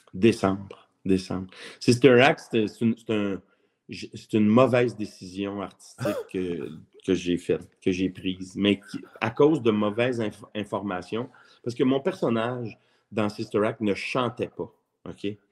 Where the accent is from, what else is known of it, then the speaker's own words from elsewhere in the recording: Montreal, Quebec, Canada; j'ai été élevé à Montréal. Je suis né à Montréal. Je suis un vrai Montréalais